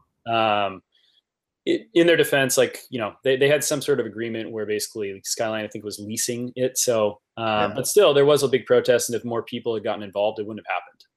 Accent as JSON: {"language": "English", "town": "Napa", "region": "California", "country": "United States", "tie": "born or raised there", "said": "my hometown of Napa"}